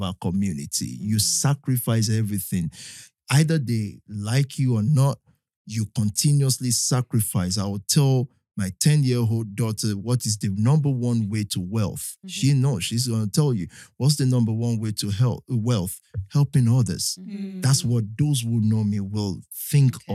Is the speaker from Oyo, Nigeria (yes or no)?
yes; Ibadan, Oyo, Nigeria; now in United Kingdom; I'm not from Ibadan, but I grew up there. I grew up there